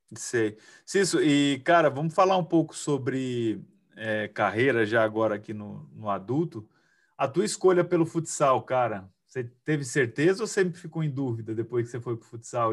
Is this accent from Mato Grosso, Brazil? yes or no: yes; Cuiabá, Mato Grosso, Brazil; Eu não sou mineiro, mas sou cuiabano